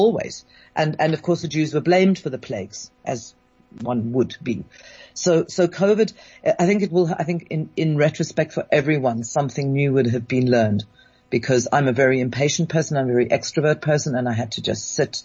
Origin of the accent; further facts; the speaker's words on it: London, United Kingdom; I was born in London and raised in London